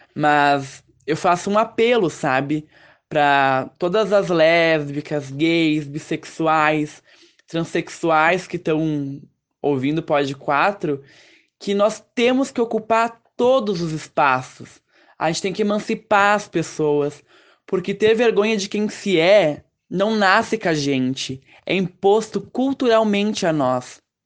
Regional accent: Caxias do Sul, Rio Grande do Sul, Brazil; sou aqui de Caxias do Sul

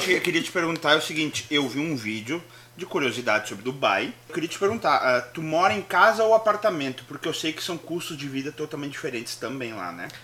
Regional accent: Brazil; a gente como brasileiro

